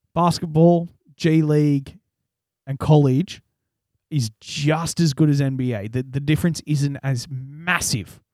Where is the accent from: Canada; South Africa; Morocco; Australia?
Australia; we're Australian